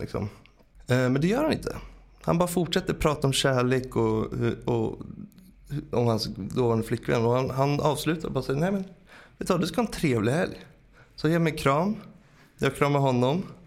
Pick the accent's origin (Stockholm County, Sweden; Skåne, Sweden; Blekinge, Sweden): Stockholm County, Sweden; Stockholm; jag kom från Bromma